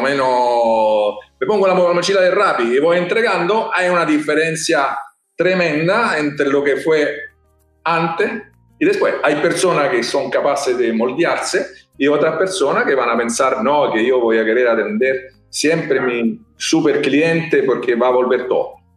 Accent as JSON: {"language": "Spanish", "town": "Rome", "region": "Lazio", "country": "Italy", "moved": "yes", "said": "Nosotros somos de Roma"}